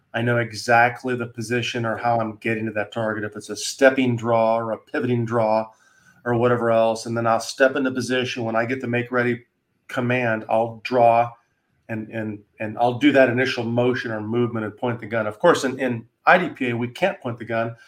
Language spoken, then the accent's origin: English; Wyoming, United States; moved away; I'm from Wyoming originally